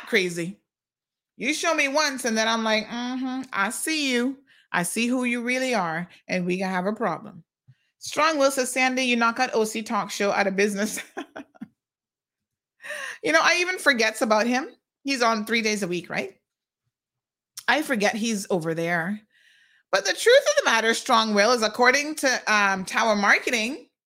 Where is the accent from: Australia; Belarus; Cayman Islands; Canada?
Cayman Islands